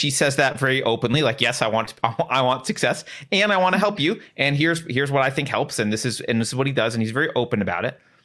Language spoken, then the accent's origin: English; California, United States; I'm from California